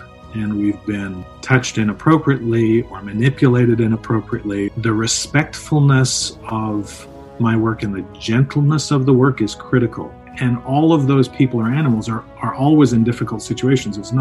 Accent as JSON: {"language": "English", "town": "Toronto", "region": "Ontario", "country": "Canada", "tie": "born or raised there", "also_born_or_lived": "England", "said": "I'm from England, grew up in Toronto."}